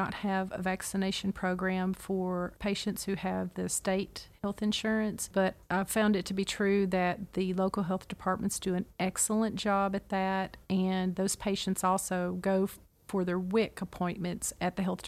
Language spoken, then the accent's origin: English; Clarksville, Tennessee, United States; I'm originally from Clarksville, Tennessee, and my mom was a nurse